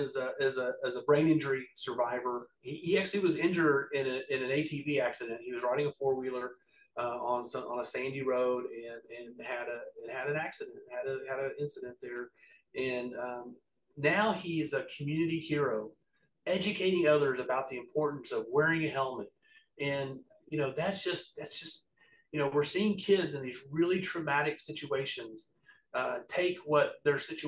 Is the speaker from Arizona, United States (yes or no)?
no; Altus, Oklahoma, United States; I was born in Altus and I grew up in Western Oklahoma